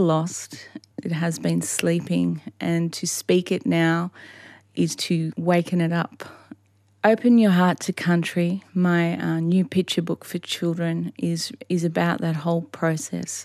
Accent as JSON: {"language": "English", "area": "Hawkesbury area", "region": "New South Wales", "country": "Australia", "said": "I'm a Daruk woman from the Hawkesbury area."}